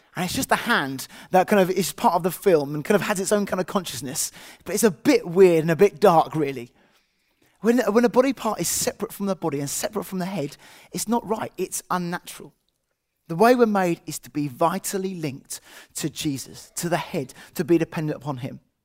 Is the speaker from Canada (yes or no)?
no; England, United Kingdom; as an English person